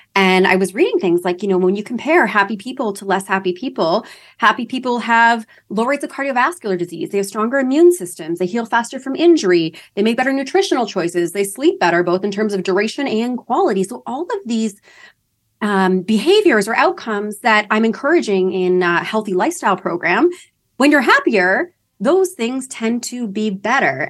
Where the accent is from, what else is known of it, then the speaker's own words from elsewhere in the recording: London, Ontario, Canada; moved away as an adult; now in Toronto, Canada; I'm from London, Ontario, Canada.